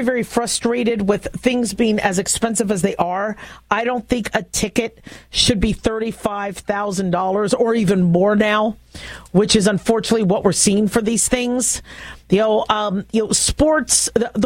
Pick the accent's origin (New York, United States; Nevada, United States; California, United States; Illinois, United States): Nevada, United States; Las Vegas; Vegas, my hometown